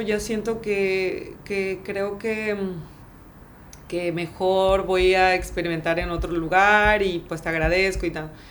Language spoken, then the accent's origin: Spanish; Tabasco, Mexico; moved away as an adult; also born or lived in France / Canada / United States; now in Playa del Carmen, Mexico; soy tabasqueña